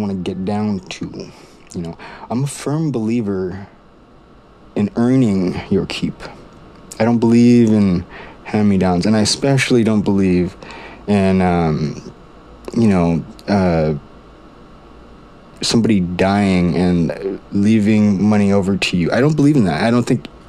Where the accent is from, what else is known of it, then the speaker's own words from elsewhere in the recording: Maui, Hawaii, United States; now in Silicon Valley, United States; originally from Maui, but I'm based out of Silicon Valley.